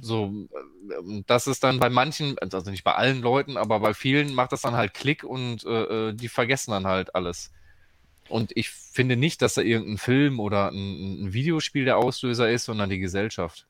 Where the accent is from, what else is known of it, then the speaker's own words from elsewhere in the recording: Dortmund, North Rhine-Westphalia, Germany; ich komme ja aus Dortmund